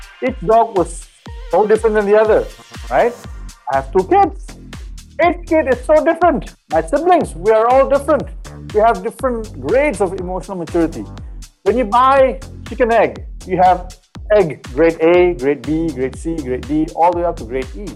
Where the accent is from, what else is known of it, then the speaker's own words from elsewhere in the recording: Malaysia; growing up in Malaysia